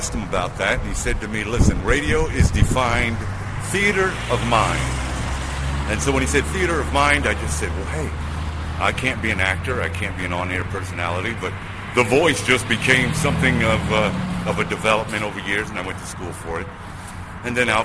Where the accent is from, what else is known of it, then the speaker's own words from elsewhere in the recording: New York City, New York, United States; now in Columbus, United States; I was born and raised in Brooklyn, New York